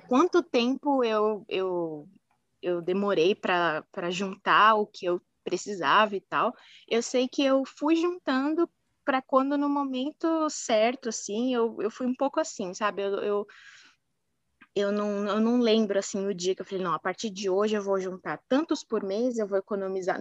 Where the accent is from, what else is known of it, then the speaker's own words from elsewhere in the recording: São Paulo, Brazil; eu sou aqui de São Paulo, capital, nasci e criada